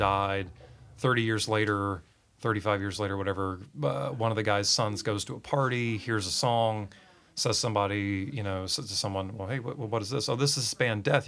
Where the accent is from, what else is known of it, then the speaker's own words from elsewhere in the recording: Swansboro, North Carolina, United States; I'm a podunk from Swansboro, North Carolina